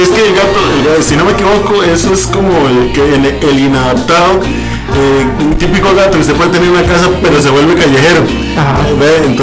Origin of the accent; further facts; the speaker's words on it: Santo Domingo, Heredia, Costa Rica; como buen tico y buen domingueño, eso hay que sumarle el tico y el domingueño.